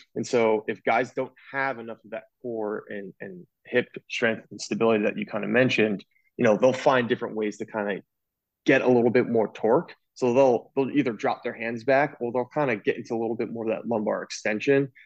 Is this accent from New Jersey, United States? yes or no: yes; New Jersey, United States; moved away as an adult; also born or lived in Pennsylvania; now in Baltimore, United States; I'm originally from Jersey